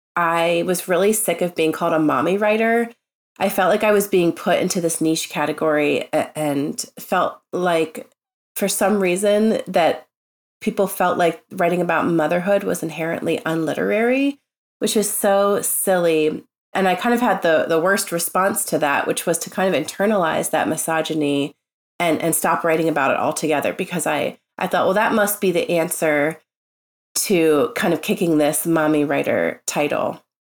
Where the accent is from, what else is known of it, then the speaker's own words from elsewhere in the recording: Tennessee, United States; born there; I was born in Tennessee.